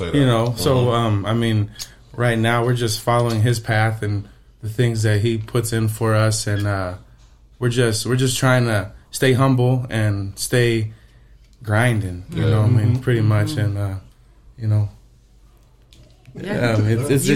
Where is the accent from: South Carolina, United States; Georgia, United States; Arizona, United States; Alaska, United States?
Arizona, United States; also born or lived in Las Vegas, Nevada; I was born and raised in Arizona, moved to Vegas for a couple years, and I came back in high school